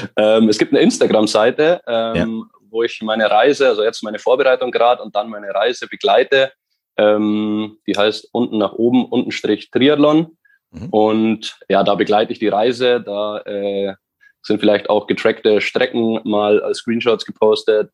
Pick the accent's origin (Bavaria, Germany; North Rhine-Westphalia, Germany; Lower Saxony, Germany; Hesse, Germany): Bavaria, Germany; near Schliersee; komme mhm. ganz aus dem Süden von Deutschland, wie man vielleicht unschwer, unschwer hören kann. Nein. Und äh, genau, aus der Nähe vom Schliersee